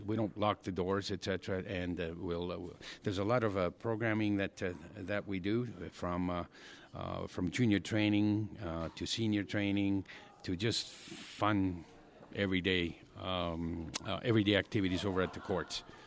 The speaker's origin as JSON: {"language": "English", "country": "Argentina", "tie": "born or raised there", "moved": "yes", "lives_now": "Calgary, Canada", "said": "born and raised in Argentina"}